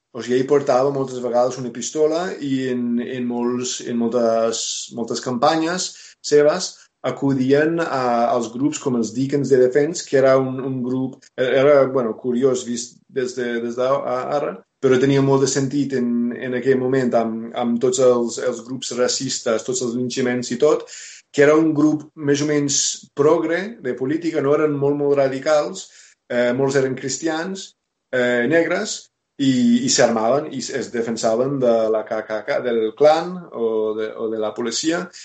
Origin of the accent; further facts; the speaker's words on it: United States; Catalan is a second language; moved away as an adult; also born or lived in Barcelona; now in Catalonia, Spain; soc originalment dels Estats Units